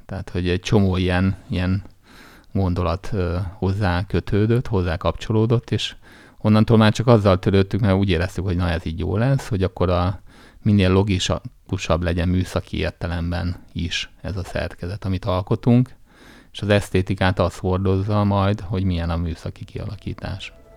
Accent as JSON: {"language": "Hungarian", "town": "Jászberény", "region": "Jász-Nagykun-Szolnok", "country": "Hungary", "tie": "born or raised there", "said": "Vidéken nőttem fel Jászberényben"}